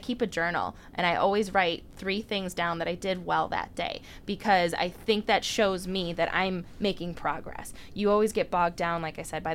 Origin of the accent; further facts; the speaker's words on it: Mundelein, Illinois, United States; also born or lived in Chicago; the girl from Mundelein, Illinois